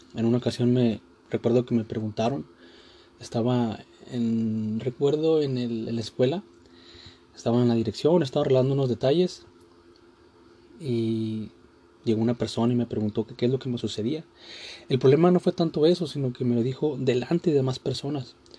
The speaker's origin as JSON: {"language": "Spanish", "country": "Mexico", "said": "Este día se festeja a los Reyes Magos en mi país, a México."}